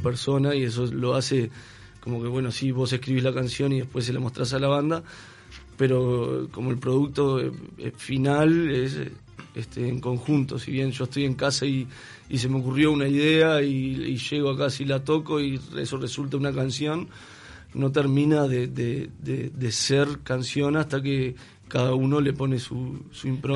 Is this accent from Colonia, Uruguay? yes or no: yes; Juan Lacaze, Colonia, Uruguay; moved away; vine de la ciudad de Juan Lacase hace más de 10 años